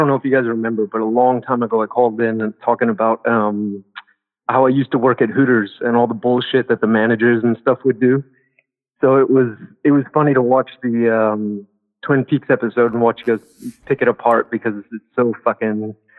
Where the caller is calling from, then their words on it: France; I'm calling from France.